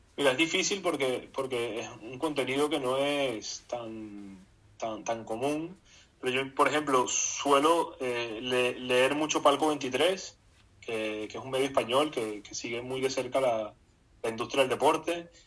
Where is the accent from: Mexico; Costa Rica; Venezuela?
Venezuela; Barquisimeto, Lara; yo nací en Barquisimeto y, de niño pues me gustaba Cardenales porque era el equipo de Barquisimeto